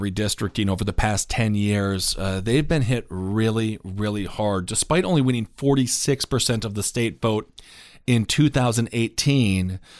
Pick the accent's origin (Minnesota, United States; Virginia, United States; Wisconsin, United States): Wisconsin, United States; my home state, Wisconsin